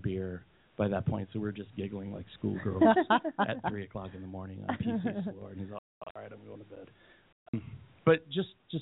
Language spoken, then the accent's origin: English; Southwest, United States; growing up in the Southwest